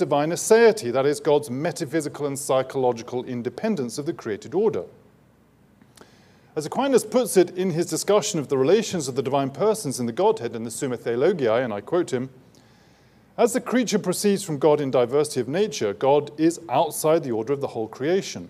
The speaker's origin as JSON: {"language": "English", "region": "England", "country": "United Kingdom", "said": "Being English"}